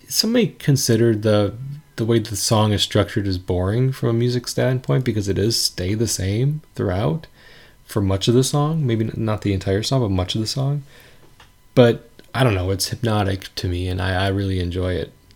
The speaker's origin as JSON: {"language": "English", "region": "Wisconsin", "country": "United States", "tie": "born or raised there", "said": "in my town growing up in Wisconsin."}